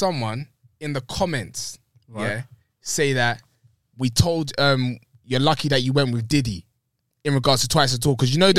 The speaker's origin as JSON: {"language": "English", "country": "Nigeria", "said": "I'm Nigerian"}